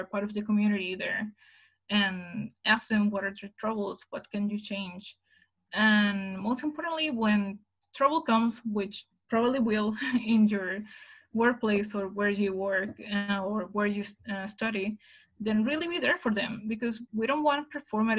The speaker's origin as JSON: {"language": "English", "town": "Ensenada", "region": "Baja California", "country": "Mexico", "tie": "born or raised there", "said": "Ensenada, which is my hometown"}